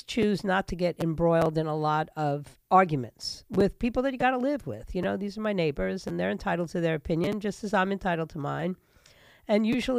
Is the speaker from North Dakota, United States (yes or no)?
no; New York City, New York, United States; also born or lived in Broward County, Florida; now in Florida, United States; my hometown, the city of New York